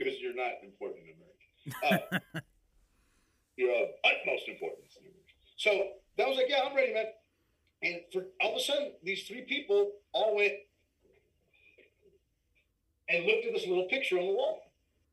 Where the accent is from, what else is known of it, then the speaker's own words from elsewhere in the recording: San Antonio, Texas, United States; also born or lived in Los Angeles / Austin; I'm from San Antonio